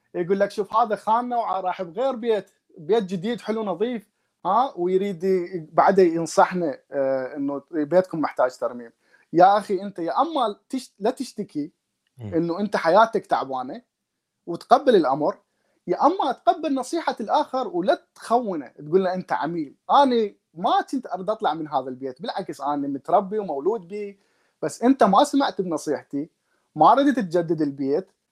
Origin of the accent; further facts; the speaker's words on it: Iraq; moved away as an adult; also born or lived in Damascus, Syria; now in Yokohama, Japan; انا من العراق